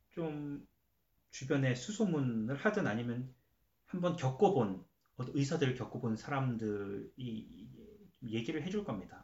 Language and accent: Korean; South Korea; now in Canada; 한국 사람이니까